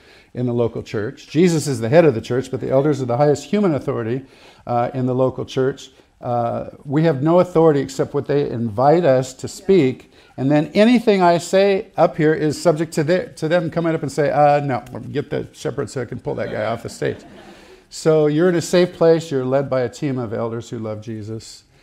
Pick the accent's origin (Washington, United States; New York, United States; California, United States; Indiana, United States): California, United States; Santa Barbara; I grew up in Santa Barbara, California